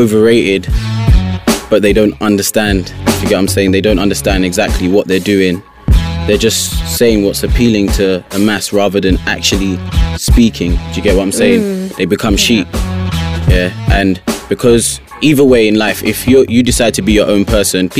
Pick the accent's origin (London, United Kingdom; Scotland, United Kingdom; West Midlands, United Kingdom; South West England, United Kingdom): London, United Kingdom; Mitcham; I reside in from Mitcham, born and bred. Yeah, South London